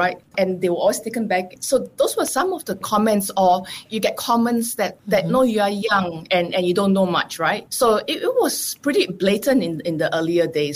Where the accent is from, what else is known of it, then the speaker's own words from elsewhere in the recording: Singapore; moved away as an adult; also born or lived in Israel; I live in Israel, coming from Singapore